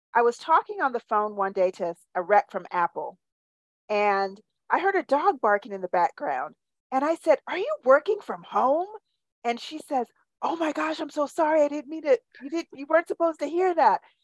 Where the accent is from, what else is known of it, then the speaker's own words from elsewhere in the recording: Jamaica; also born or lived in New York / Iowa / Charleston; now in Birmingham, United States; So, I'm from Jamaica originally, and I've lived all over the United States from New York to Iowa to Charleston, and now I'm here in Birmingham, Alabama